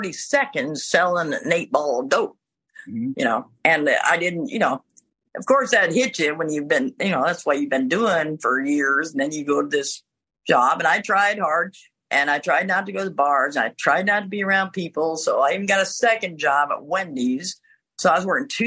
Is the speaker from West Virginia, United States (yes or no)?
no; Ottumwa, Iowa, United States; moved away as an adult; I wasn't planning on going back to Ottumwa. I couldn't go back to my hometown because I got in trouble there twice